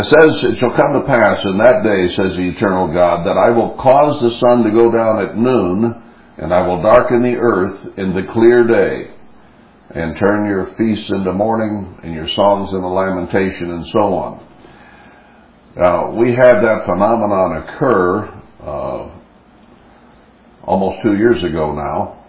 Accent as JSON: {"language": "English", "country": "United States", "said": "we in America"}